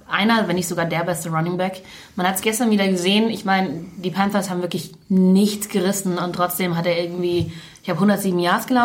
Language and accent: German; Munich, Bavaria, Germany; ich bin in München aufgewachsen